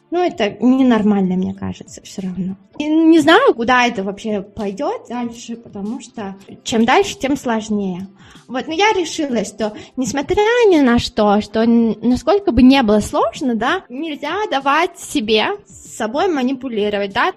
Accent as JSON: {"language": "Russian", "region": "Siberia", "country": "Russia", "tie": "born or raised there", "also_born_or_lived": "Australia / United States", "moved": "as an adult", "lives_now": "Spain", "said": "я из Сибири, мы все время, когда мороз, мы сидели дома"}